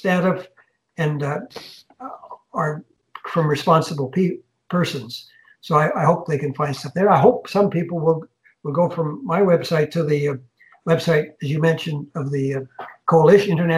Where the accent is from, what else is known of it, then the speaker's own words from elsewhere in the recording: Canada; as a Canadian